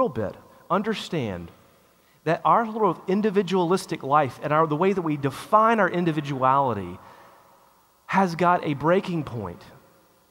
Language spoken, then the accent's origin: English; United States; us as an American people